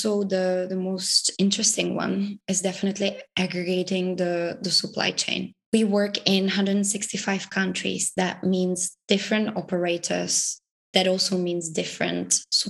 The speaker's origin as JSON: {"language": "English", "region": "Prague", "country": "Czechia", "said": "I am from the Czech Republic, from Prague initially, so that's where I spend most of the months"}